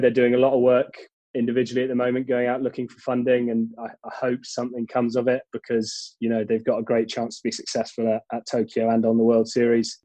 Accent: London, United Kingdom; born or raised there; also born or lived in Cheltenham

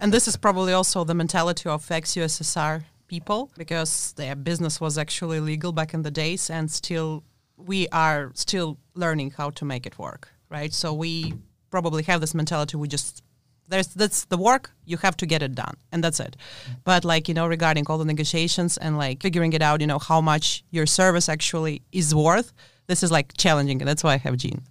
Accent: Latvia; English is a second language; moved away as an adult; I'm actually from Latvia

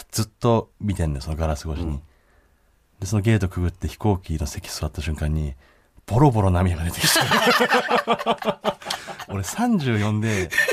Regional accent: Hakodate, Hokkaido, Japan; moved away; 僕の地元の函館市

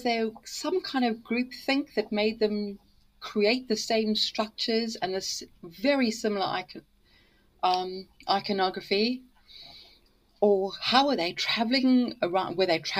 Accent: near the Sterkfontein Caves, Gauteng, South Africa; moved away as an adult; now in United Kingdom; I'm from Africa. I'm, in fact, I was brought up about 10 minutes away from the Sterkfontein Caves

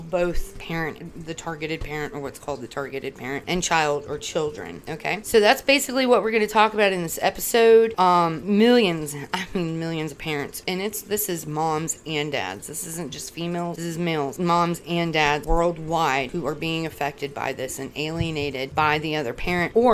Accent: Florida, United States; moved away; also born or lived in Virginia; I'm from Florida

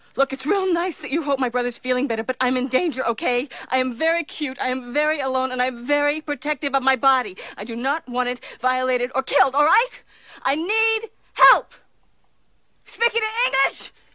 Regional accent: Midwest, United States; us Midwesterners

